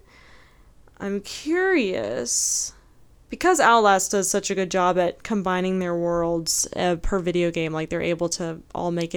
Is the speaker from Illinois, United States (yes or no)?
no; North Carolina, United States; my hometown had what they called the eyesore of North Carolina or whatever the town that I'm from. Davis Hospital.